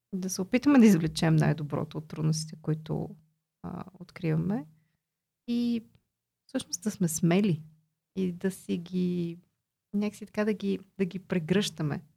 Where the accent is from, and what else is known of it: Bulgaria; also born or lived in Austria